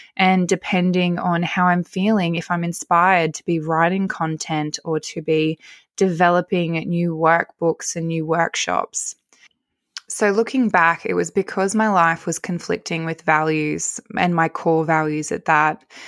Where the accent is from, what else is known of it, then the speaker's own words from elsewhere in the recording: Narromine, New South Wales, Australia; also born or lived in Wollongong / Dubbo; So I'm from Narromine and I made the choice to move back to Dubbo